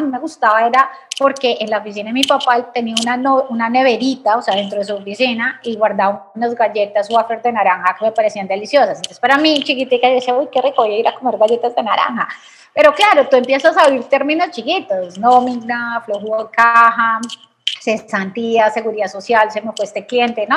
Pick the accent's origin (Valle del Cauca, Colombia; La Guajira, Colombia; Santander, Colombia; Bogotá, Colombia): Bogotá, Colombia; soy eh, colombiana, como dijiste, nací en Bogotá, de familia eh, de Medellín, entonces de familia paisa